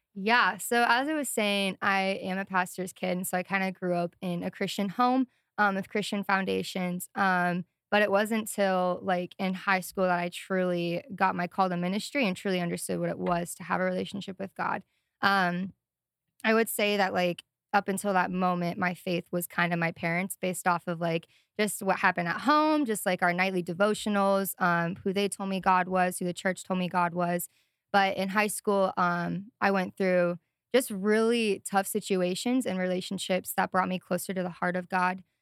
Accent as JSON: {"language": "English", "town": "Sioux Falls", "region": "South Dakota", "country": "United States", "tie": "born or raised there", "also_born_or_lived": "Missoula, Montana", "moved": "as an adult", "said": "I grew up in South Dakota, Sioux Falls, South Dakota, and then moved to Missoula, Montana in twenty nineteen with my parents"}